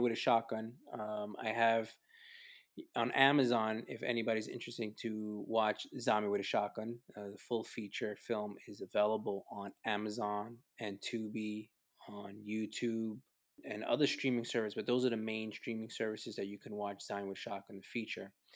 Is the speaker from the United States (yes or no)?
yes; New York City, New York, United States; growing up in New York City, uh, especially, you know, there during the early 80s